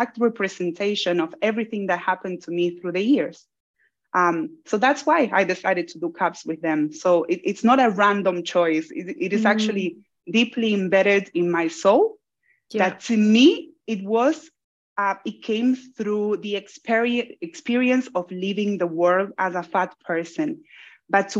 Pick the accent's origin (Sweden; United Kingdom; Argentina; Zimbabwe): Argentina; Buenos Aires; moved away as an adult; now in Australia; I was born in Argentina. Argentina, it's in Buenos Aires, which is the city where I'm from.